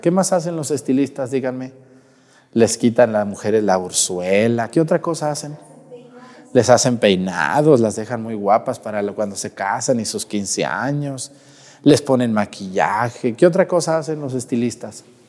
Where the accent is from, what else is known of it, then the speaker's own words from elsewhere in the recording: Mexticacán, Jalisco, Mexico; moved away; allá en Mesticacán, en mi pueblo